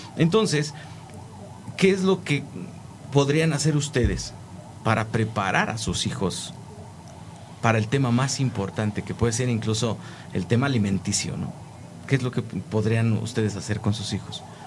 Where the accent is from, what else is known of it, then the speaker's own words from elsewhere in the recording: Mexico; siendo los hijos del maíz como mexicanos